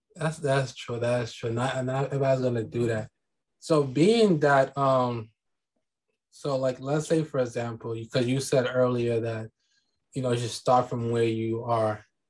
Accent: New York City, New York, United States; I'm from New York City

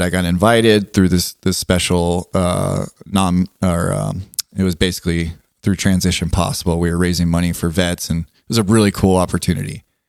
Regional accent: Southern California, United States; being from Southern California

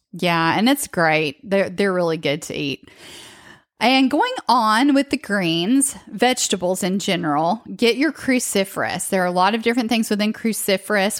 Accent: the South, United States; growing up, especially in the South, like I did

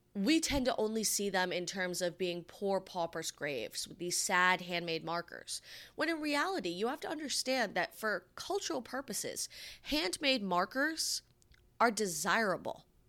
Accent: Rhode Island, United States; my home state

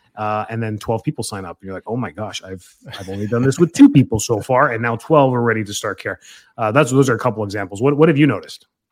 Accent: Calgary, Alberta, Canada; my hometown up in Calgary, Canada

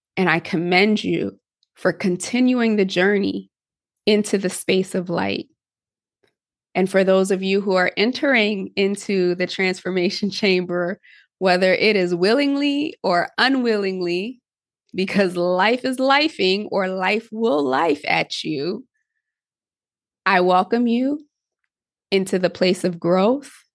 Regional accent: Connecticut, United States; I grew up in Connecticut

